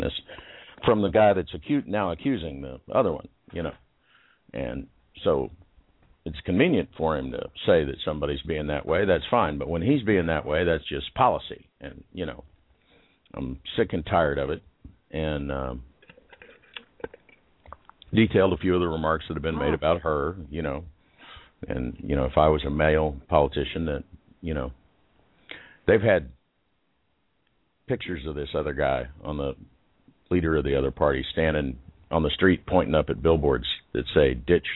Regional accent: Liberal, Kansas, United States; I was born in Liberal, Kansas. So that's liberal there. To very conservative parents. Very conservative town, actually, Liberal, Kansas

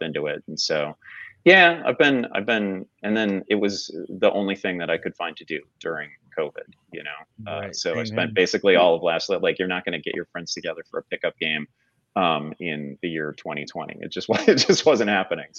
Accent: Chicago, Illinois, United States; I grew up in and around the Chicago area in like the 80s in the Michael Jordan era

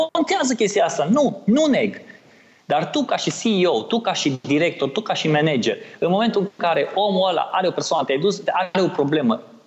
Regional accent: Oradea, Bihor County, Romania; din Oradea, de unde sunt eu

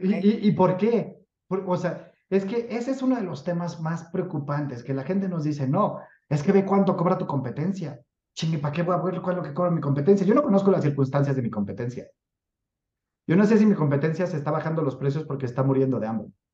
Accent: Mexico; soy mexicano

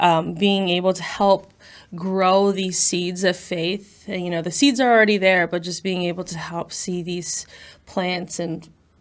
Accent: Houston, Texas, United States; I come from Houston, Texas, so I do say y'all a lot.

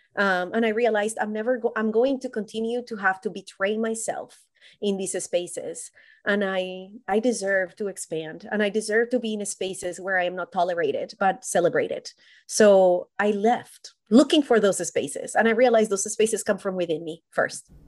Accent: Colombia; moved away as an adult; now in United States; I was born and raised in Colombia, and I moved to the U S when I was about twenty-five

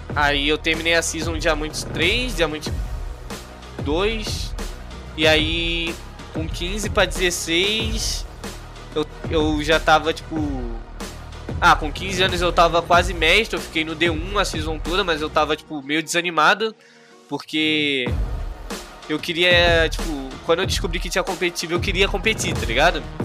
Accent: Rio de Janeiro, Brazil; Ah, eu do Rio, mano. Sou do Rio

